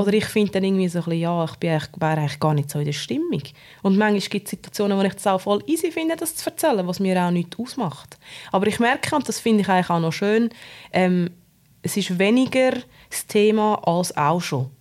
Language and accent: German; Obwalden, Switzerland; Ich bin in Ovalde aufgewachsen, in einem sehr konservativen Umfeld